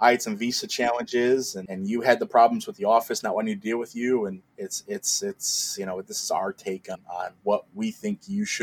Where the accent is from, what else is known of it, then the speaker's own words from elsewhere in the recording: Detroit, Michigan, United States; Um, 28 as of this recording. Uh, I'm from Detroit originally.